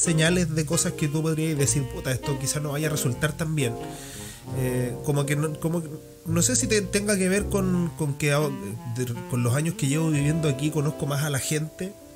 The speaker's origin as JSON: {"language": "Spanish", "town": "Santiago", "region": "Santiago Metropolitan Region", "country": "Chile", "moved": "yes", "lives_now": "Valdivia, Chile", "said": "mirándolo como, como santiaguino"}